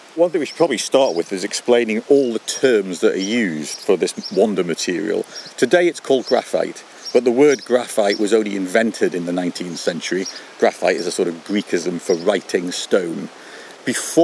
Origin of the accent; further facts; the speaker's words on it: Newcastle upon Tyne, North East England, United Kingdom; Yeah, I come from Newcastle-on-Tyne